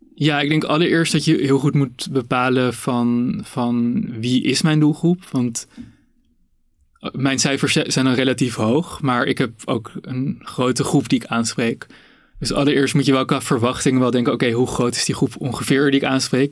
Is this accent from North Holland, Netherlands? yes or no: yes; Amsterdam, North Holland, Netherlands; ik ben ook ehm, opgegroeid in Amsterdam.